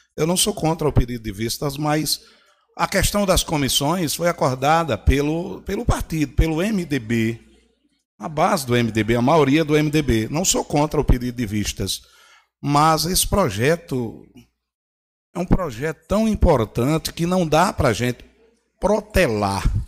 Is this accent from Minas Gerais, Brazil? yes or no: no; São Bento, Paraíba, Brazil; eu nasci na Rua Velha, me criei na Rua do Açougue